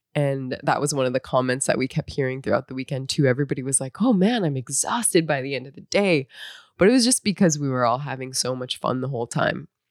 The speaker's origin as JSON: {"language": "English", "region": "North Dakota", "country": "United States", "tie": "born or raised there", "moved": "as an adult", "said": "I grew up in North Dakota"}